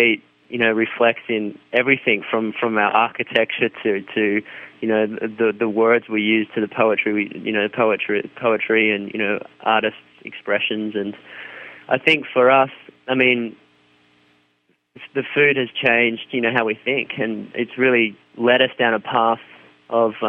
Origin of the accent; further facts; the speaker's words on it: Australia; growing up in Australia